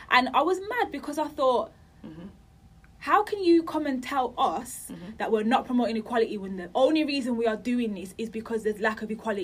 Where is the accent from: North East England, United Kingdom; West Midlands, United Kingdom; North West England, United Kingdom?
West Midlands, United Kingdom; Birmingham; now in London, United Kingdom; I'm from Birmingham